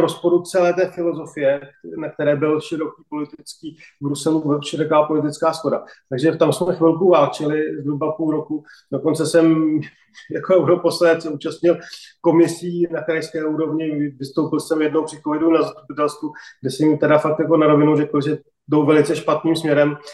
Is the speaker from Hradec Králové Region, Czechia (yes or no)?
no; Karlovy Vary Region, Czechia; pocházím, já jsem z Karlovarska